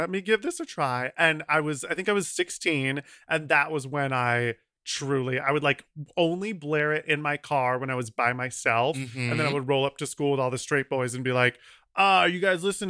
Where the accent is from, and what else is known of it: Ohio, United States; born or raised there